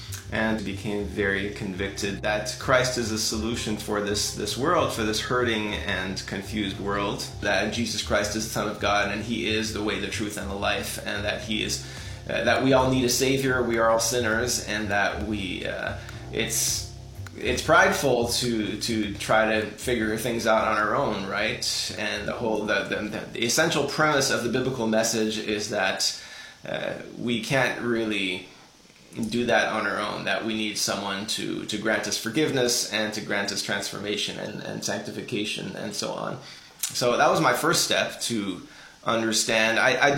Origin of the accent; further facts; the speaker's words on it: Ottawa, Ontario, Canada; also born or lived in Switzerland / Senegal; I was born in Ottawa, Canada, grew up there, but traveled quite a bit.